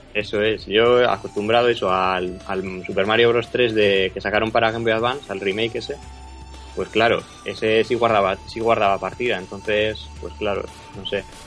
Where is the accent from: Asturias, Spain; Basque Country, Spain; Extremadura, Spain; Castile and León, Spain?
Basque Country, Spain; Bilbao; moved away as an adult; now in Madrid, Spain; soy de Bilbao, pero bueno, estudio en Madrid